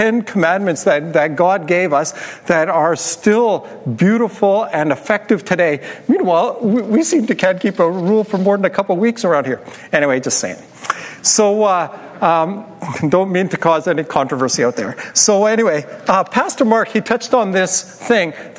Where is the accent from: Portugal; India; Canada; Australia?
Canada; Turtleford, Saskatchewan; when I was growing up in Turtleford, Saskatchewan, in northern Saskatchewan